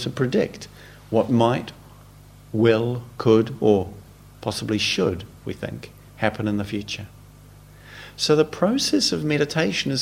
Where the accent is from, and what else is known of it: New Zealand; born or raised there